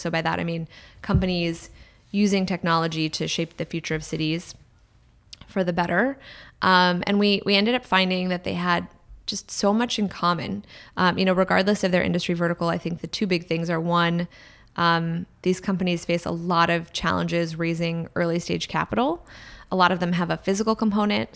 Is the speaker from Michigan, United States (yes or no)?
no; Washington, District of Columbia, United States; now in San Francisco, United States; so I grew up in Washington, D C, um, a town that's really dominated by two industries, government and real estate